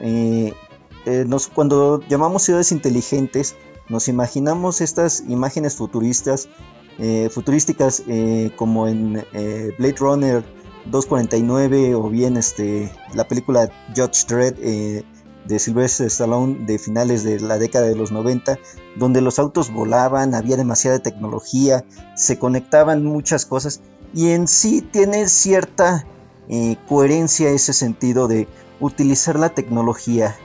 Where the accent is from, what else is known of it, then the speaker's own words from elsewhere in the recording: Mexico City, Mexico; soy eh, originario de la Ciudad de México